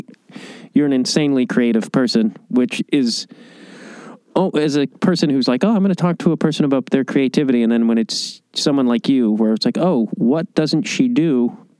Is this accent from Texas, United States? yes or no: no; Chicago, Illinois, United States; I'm from Chicago